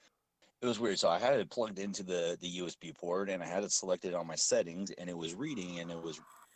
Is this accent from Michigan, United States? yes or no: no; Southern California, United States; I am from Southern California